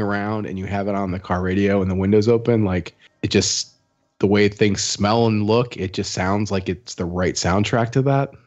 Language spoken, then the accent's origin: English; Midwest, United States; moved away as an adult; now in Austin, United States; being a Midwesterner who moved here three years ago